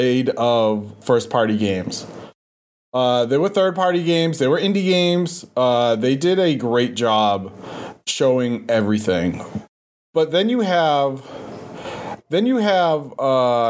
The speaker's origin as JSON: {"language": "English", "town": "Boston", "region": "Massachusetts", "country": "United States", "accent": "Boston", "said": "my Boston accent."}